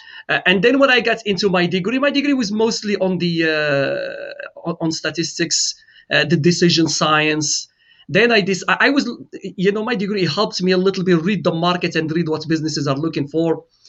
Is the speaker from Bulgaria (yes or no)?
no; Morocco; now in St. Louis, United States; I am originally from Morocco.